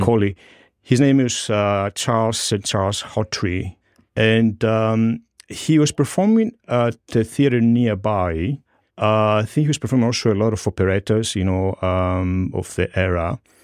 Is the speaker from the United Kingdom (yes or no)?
no; Greece; moved away as an adult; now in New York, United States; I grew up in Greece